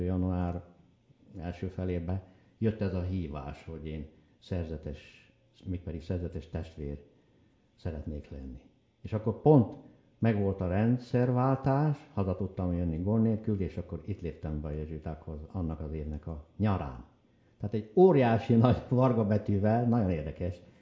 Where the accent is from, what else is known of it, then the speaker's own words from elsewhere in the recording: Bükkszék, Heves, Hungary; moved away as an adult; also born or lived in Vancouver, Canada; az anyai nagyapám Bükszékről, a szülőfalunkból, Heves megyéből